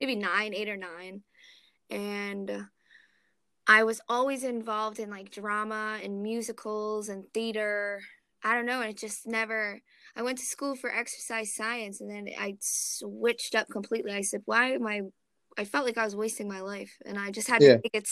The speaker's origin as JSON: {"language": "English", "town": "Philadelphia", "region": "Pennsylvania", "country": "United States", "moved": "yes", "lives_now": "Poughkeepsie, United States", "said": "I'm originally from Philadelphia. I'm currently located in upstate New York"}